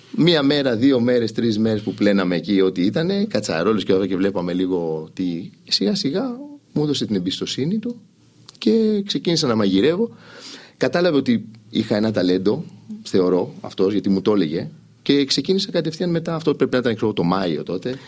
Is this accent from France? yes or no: yes; Île-de-France, France; also born or lived in Athens, Greece / Bordeaux, France; now in Greece; φύγαμε στο, στη Γαλλία. Μεγάλωσα εκεί